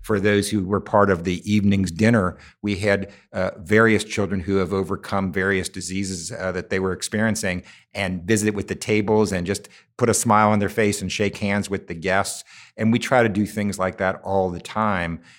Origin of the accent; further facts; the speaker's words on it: Cincinnati, Ohio, United States; it happens to be in my hometown. Um, I look out from our building every day to the high school I went here, to the neighborhood my mother grew up